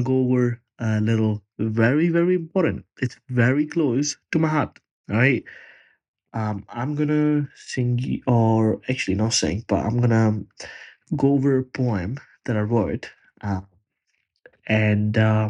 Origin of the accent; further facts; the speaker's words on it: Punjab, India; moved away as an adult; now in Australia; Punjab is my state in India